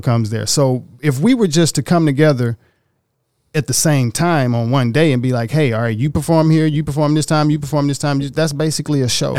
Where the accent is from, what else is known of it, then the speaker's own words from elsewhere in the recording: Oxford, Mississippi, United States; moved away as an adult; now in Los Angeles, United States; I'm from Little Bitty, Oxford, Mississippi